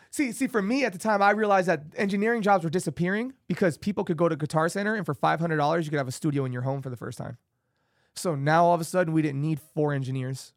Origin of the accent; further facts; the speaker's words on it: Las Vegas, Nevada, United States; I grew up on Penwood and Arville